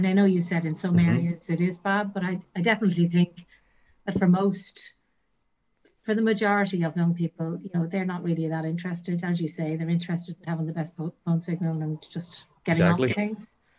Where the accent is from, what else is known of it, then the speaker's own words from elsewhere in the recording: Dublin, Leinster, Ireland; now in Northern Ireland; I'm actually from Dublin, so I'm not originally from here.